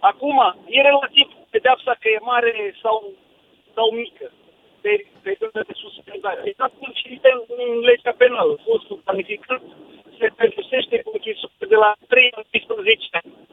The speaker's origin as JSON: {"language": "Romanian", "country": "Romania", "also_born_or_lived": "Târgu Jiu", "said": "noi suntem români."}